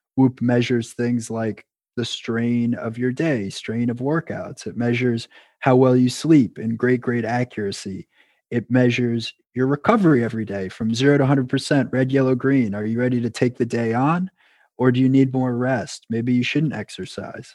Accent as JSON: {"language": "English", "region": "New York", "country": "United States", "moved": "as an adult", "lives_now": "Boston, United States", "said": "I was originally from New York"}